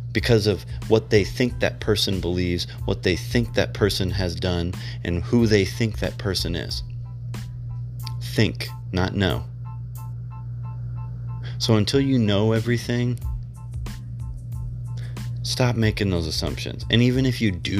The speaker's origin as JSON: {"language": "English", "country": "United States", "said": "because you're an American, I'm an American"}